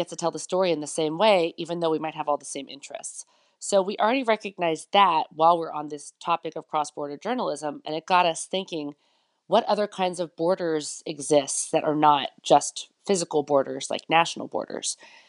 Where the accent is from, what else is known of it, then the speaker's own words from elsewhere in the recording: United States; Because I'm from the United States, it's easy for me to go almost anywhere in the world if I want to do a story.